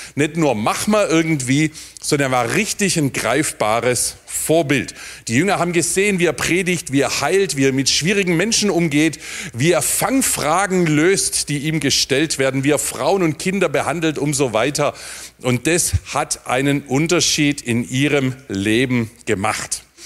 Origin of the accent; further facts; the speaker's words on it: near Heilbronn, Baden-Württemberg, Germany; Da, wo ich herkomme, neben Heilbronn